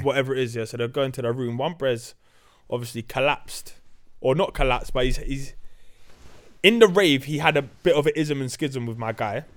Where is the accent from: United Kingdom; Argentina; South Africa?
United Kingdom; London; I'm from North Weezy.